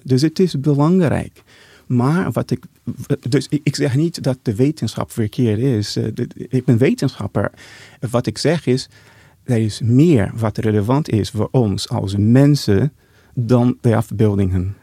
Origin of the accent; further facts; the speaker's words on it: Brazil; Dutch is a second language; moved away; also born or lived in Geneva, Switzerland; Ik ben in Brazilië geboren, in een Portugese Deense familie. En ik heb een idyllische jeugd gehad